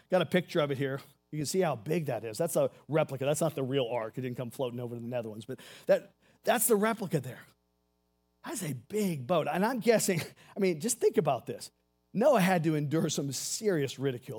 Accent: Seabrook, Texas, United States; I grew up in Houston, Texas, a little town called Seabrook, Texas

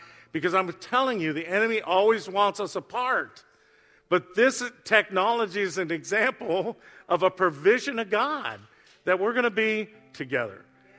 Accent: Youngstown, Ohio, United States; Youngstown, my hometown.

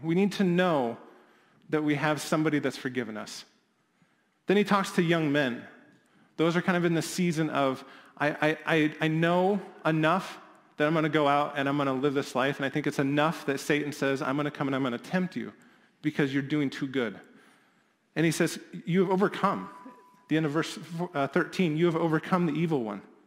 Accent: Midwest, United States; as a Midwesterner

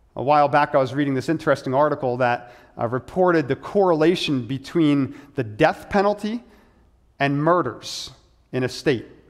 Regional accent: United States

